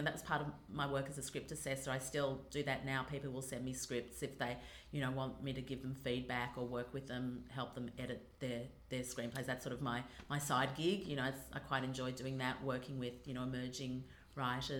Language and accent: English; Australia; accent: Australian; also born or lived in Los Angeles, United States; I'm definitely an Australian girl